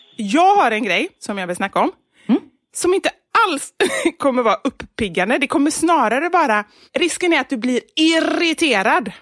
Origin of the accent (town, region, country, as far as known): Gothenburg, Västra Götaland, Sweden; accent: Gothenburg expressions; moved away as an adult; now in Stockholm, Sweden